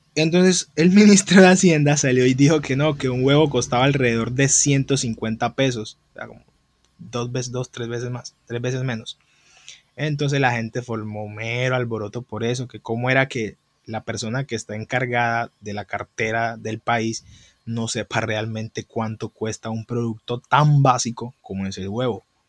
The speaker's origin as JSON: {"language": "Spanish", "country": "Colombia"}